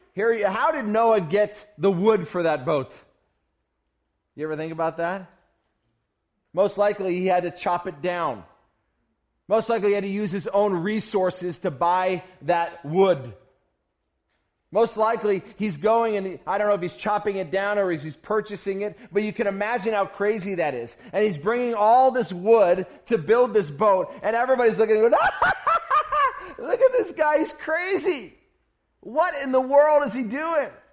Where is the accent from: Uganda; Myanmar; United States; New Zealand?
Uganda; I'm from Uganda